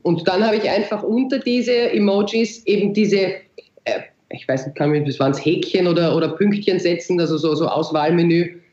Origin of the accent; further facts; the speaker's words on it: Austria; also born or lived in Vienna; bei uns in Österreich